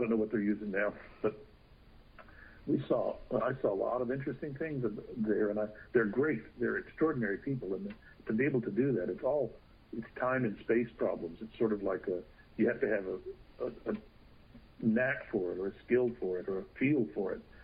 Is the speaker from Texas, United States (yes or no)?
yes; Texas, United States; I'm from Texas